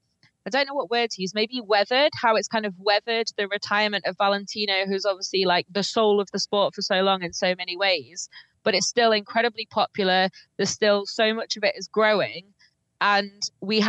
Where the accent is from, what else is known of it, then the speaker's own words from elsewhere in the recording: United Kingdom; being British